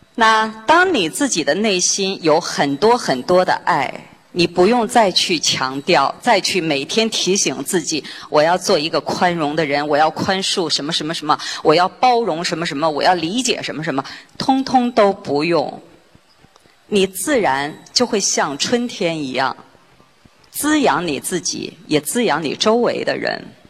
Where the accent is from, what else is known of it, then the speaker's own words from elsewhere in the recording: China; 在我们中国人的观念里边，这是模范夫妻